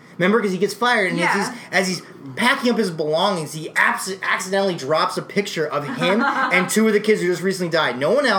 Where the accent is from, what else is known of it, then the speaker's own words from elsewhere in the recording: East Coast, United States; we're all from the East Coast